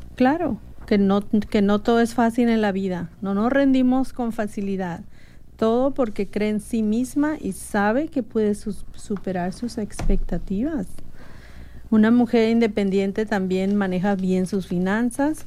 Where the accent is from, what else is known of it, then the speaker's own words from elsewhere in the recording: Mexico; now in United States; yo elegiría ser mexicana de nuevo, porque como mexicana me siento muy orgullosa de mis raíces